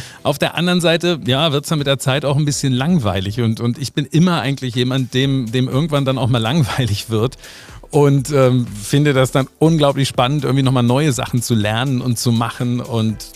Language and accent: German; Wolfenbüttel, Lower Saxony, Germany; guck mal, da komme ich her, aus Wolfenbüttel.